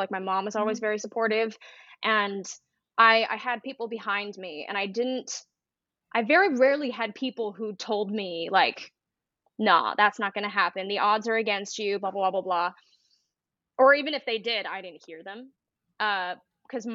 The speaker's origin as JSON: {"language": "English", "town": "Salt Lake City", "region": "Utah", "country": "United States", "tie": "born or raised there", "also_born_or_lived": "New York City / Los Angeles", "moved": "as an adult", "said": "I grew up in Salt Lake City, Utah"}